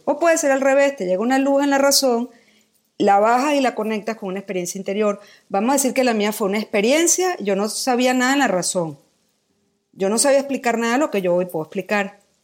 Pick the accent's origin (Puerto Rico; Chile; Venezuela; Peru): Venezuela; Caracas, Capital District; moved away as an adult; also born or lived in Philippines; now in Mexico; Yo nací en Caracas, Venezuela, cumplo este año 50